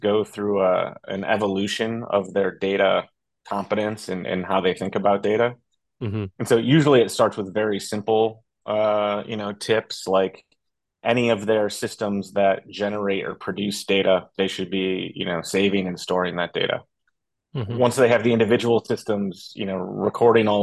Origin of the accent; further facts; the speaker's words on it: upstate New York, United States; I'm from a small town in upstate New York